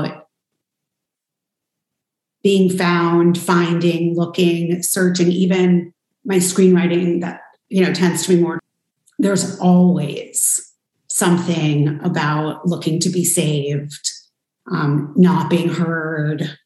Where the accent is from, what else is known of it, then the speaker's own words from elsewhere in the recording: New York, United States; I was born and adopted in New York